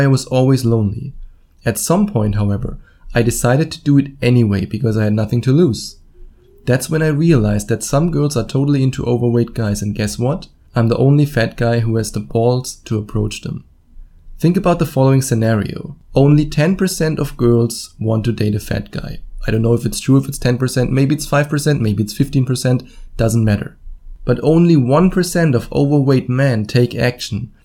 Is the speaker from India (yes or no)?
no; Germany; accent: German; English is a second language; my wonderful German accent?